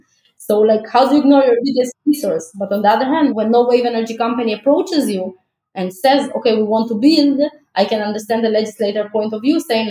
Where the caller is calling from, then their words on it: Tel Aviv, Tel Aviv District, Israel; especially I'm speaking from Tel Aviv, Israel, like, sun is one of the best resources in Israel that we have.